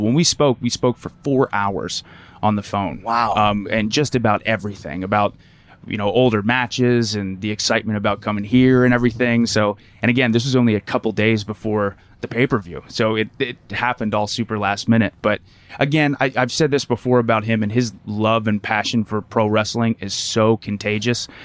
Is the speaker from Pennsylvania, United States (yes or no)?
yes; Lancaster, Pennsylvania, United States; Lancaster, Pennsylvania, so Amish country